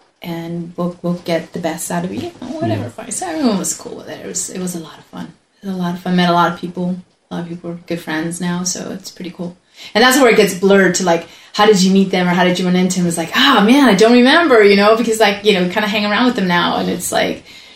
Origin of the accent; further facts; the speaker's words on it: Southern California, United States; moved away as an adult; also born or lived in Mexico; I was born in Mexico. Then we came up and lived in Southern California for about 20 plus years, and then after that moved up here.